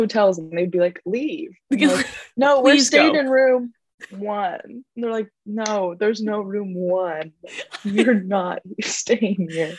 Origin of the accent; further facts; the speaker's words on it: Kosovo; born there; and I was born in Kosovo, so my parents like never got to like show me like hard rock or anything like that.